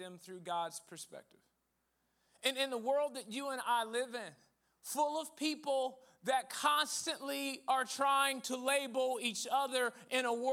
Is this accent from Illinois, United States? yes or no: yes; Rockford, Illinois, United States; now in Dallas, United States; I started going to a predominantly white large church in Rockford, Illinois